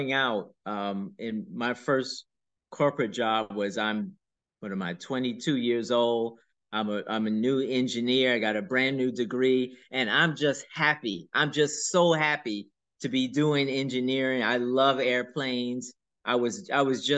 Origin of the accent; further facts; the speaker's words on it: New York City, New York, United States; I grew up in Brooklyn, in a neighborhood called the Do or Die Bed-Stuy